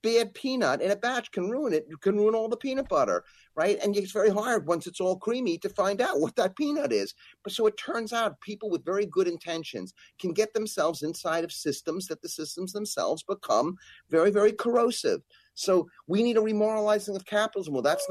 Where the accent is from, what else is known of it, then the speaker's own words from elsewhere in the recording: New York, United States; as a New Yorker